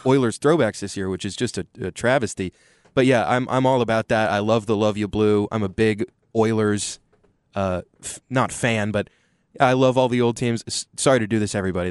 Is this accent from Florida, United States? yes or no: no; Austin, Texas, United States; growing up in Austin, uh, football is all about the University of Texas